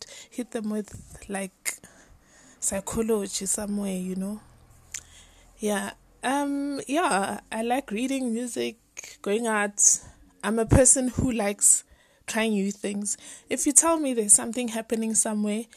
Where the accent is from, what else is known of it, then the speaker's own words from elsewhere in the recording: Soweto, Gauteng, South Africa; I'm from Soweto in South Africa